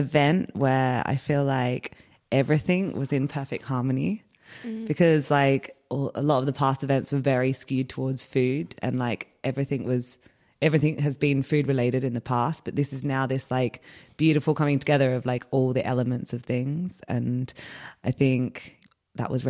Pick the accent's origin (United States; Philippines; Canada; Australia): Australia; Melbourne, Victoria; moved away as an adult; also born or lived in London, United Kingdom; now in Berlin, Germany; I'm originally from Melbourne